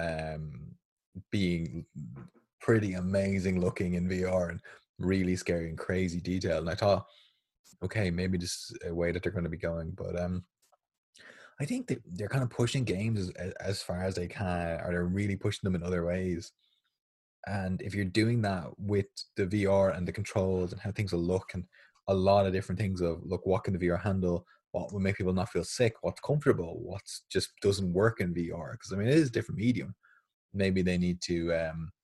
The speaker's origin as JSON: {"language": "English", "country": "Ireland"}